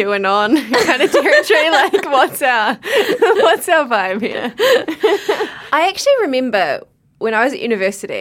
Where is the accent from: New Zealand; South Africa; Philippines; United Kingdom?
New Zealand; Wairarapa, Wellington; I grew up in the Wairarapa